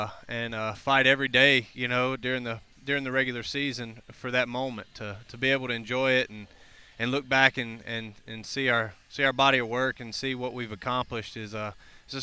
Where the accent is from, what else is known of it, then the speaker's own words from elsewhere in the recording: Mississippi, United States; I grew up in Mississippi, so small town.